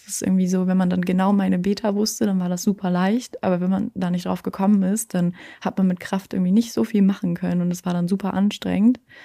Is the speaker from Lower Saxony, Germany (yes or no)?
yes; Braunschweig, Lower Saxony, Germany; moved away as an adult; now in Hamburg, Germany; ich komme ja eigentlich aus Braunschweig, bin ja letztes Jahr erst nach Hamburg gezogen